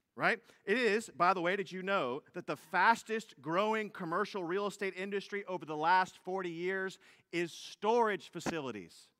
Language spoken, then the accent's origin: English; United States; also born or lived in Fort Bend County, Texas; as Americans